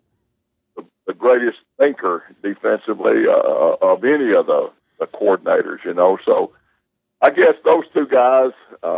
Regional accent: Cedartown, Georgia, United States; I grew up in Cedartown and played ball there for Doc Ayers

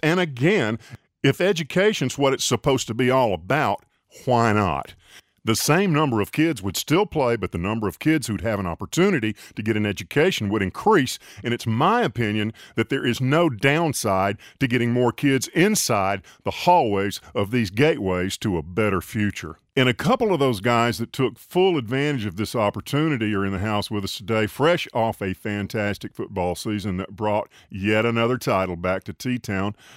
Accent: Tuscaloosa, Alabama, United States; I'm from Tuscaloosa

